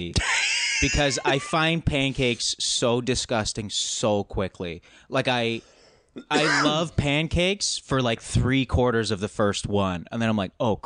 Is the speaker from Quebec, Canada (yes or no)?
no; Alberta, Canada; moved away as an adult; I haven't lived there for 10 years, but growing up in Alberta